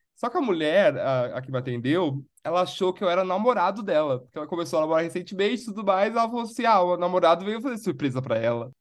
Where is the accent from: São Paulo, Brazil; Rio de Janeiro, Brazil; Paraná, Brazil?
São Paulo, Brazil; moved away as an adult; eu sou de São Paulo